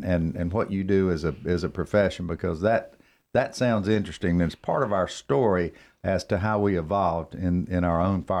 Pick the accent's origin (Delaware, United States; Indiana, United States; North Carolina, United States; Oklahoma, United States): North Carolina, United States; Cornelius; Another local. There's not many of us.